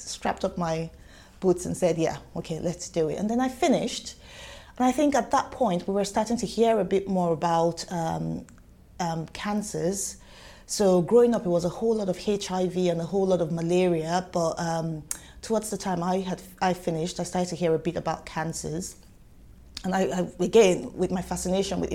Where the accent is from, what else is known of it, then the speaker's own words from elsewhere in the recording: Nigeria; moved away as an adult; now in United Kingdom; you can probably tell from my accent, I did not grow up here. I'm not from here, and so I'm Nigerian by origin